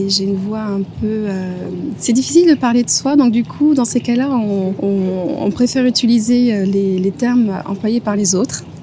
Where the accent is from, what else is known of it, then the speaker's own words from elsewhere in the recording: Guadeloupe, France; also born or lived in Paris; Je suis née à Paris et euh, très vite, euh, je me suis installée en, Guadeloupe et euh, j'ai passé effectivement mon enfance, mon enfance là-bas.